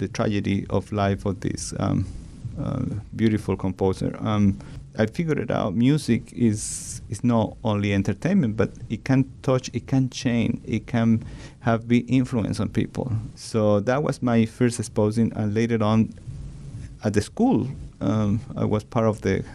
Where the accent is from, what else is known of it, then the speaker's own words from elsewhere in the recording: Chile; English is a second language; moved away as an adult; now in United States; I born back in Chile, but I'm coming from United States.